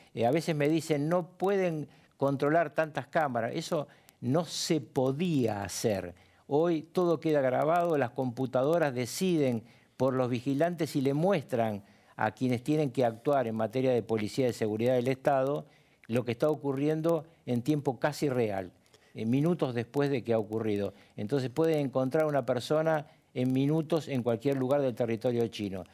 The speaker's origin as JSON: {"language": "Spanish", "country": "Argentina", "said": "en mi país, en la República Argentina"}